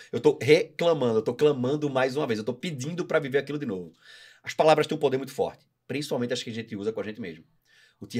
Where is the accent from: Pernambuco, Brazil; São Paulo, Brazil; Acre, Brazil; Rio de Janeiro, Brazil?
Pernambuco, Brazil; Recife; now in Florianópolis, Brazil; Eu sou de Recife.